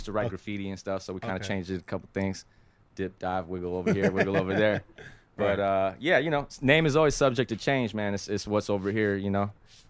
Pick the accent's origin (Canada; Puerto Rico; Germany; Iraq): Puerto Rico; born there; they found out I was born in Puerto Rico